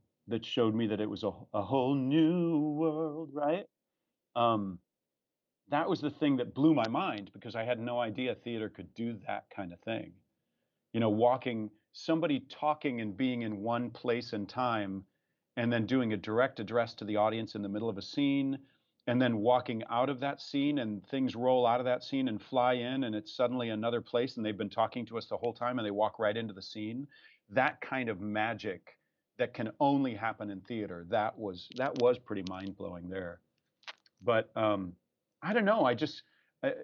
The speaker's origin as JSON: {"language": "English", "region": "Iowa", "country": "United States", "tie": "born or raised there", "also_born_or_lived": "Nebraska", "moved": "as an adult", "lives_now": "Houston, United States", "said": "The sweet corn of my hometown. The best thing about my hometown is the sweet corn"}